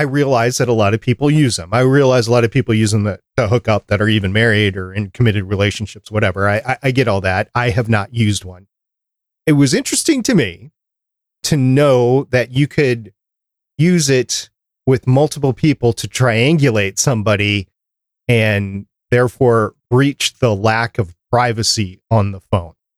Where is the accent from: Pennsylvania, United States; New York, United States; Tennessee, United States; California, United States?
New York, United States; I was born in New York